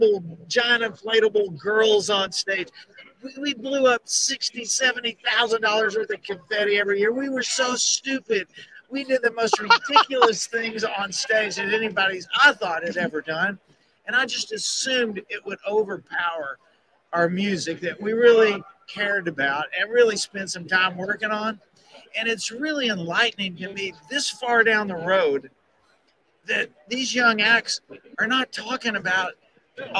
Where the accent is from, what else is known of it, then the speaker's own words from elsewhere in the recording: Louisiana, United States; I'm also from Louisiana